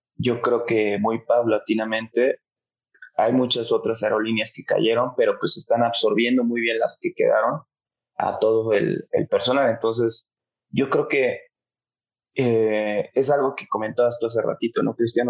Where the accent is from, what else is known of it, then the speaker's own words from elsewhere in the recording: Mexico; also born or lived in Mexico City, Mexico / Colombia; yo soy mexicano y soy, soy colombiano, entonces, eh, mexicano por parte de mi papá, eh, colombiano de mi mamá.